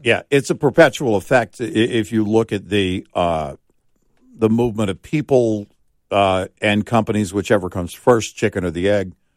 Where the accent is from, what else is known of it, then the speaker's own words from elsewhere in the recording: Texas, United States; growing up in Texas, Look, we were living in a small town